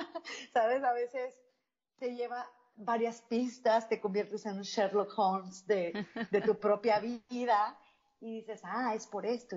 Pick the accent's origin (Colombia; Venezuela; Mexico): Mexico; yo crecí en un pueblito en México.